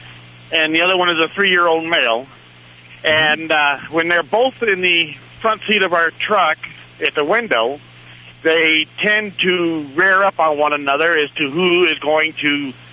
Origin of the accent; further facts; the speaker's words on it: Michigan, United States; Up north near the Mackinac Bridge.